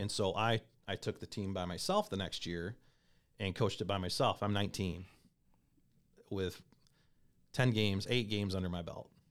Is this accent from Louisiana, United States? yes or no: no; Comstock, Michigan, United States; also born or lived in Kalamazoo, Michigan; So, originally, I was born in Kalamazoo, Michigan. Um, grew up in a town called Comstock High School